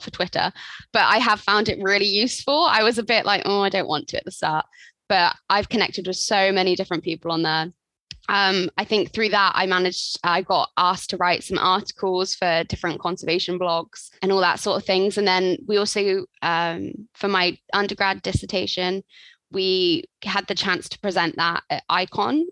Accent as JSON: {"language": "English", "town": "Swindon", "region": "South West England", "country": "United Kingdom", "moved": "as an adult", "lives_now": "Cardiff, United Kingdom", "said": "I'm from Swindon"}